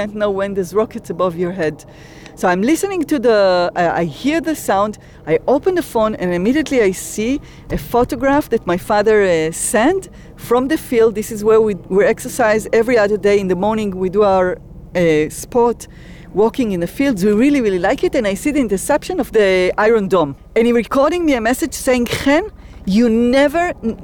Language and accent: English; Kfar Aza, Southern District, Israel; I'm a daughter of the kibbutz and a resident of the kibbutz